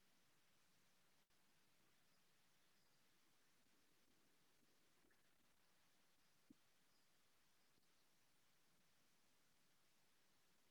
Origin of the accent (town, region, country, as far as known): Netherlands; now in New York, United States